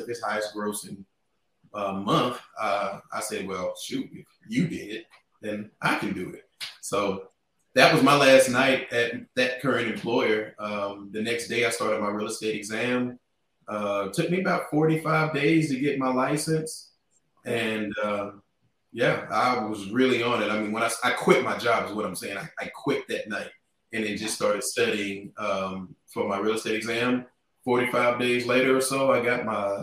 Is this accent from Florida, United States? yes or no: no; Fort Worth, Texas, United States; now in Dallas, United States; born and raised here in Fort Worth, Texas